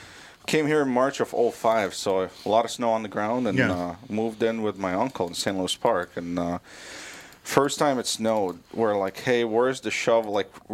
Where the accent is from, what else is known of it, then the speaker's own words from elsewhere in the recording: Beirut, Beirut Governorate, Lebanon; English is a second language; now in Minnesota, United States; Lebanon is more like a California weather kind of thing, and I grew up in Beirut